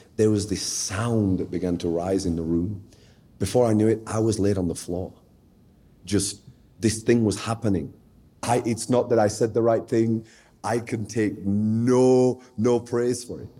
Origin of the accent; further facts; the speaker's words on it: Sheffield, Yorkshire and the Humber, United Kingdom; I was born in the United Kingdom uh, in a place called Sheffield, which is sort of the northern part of England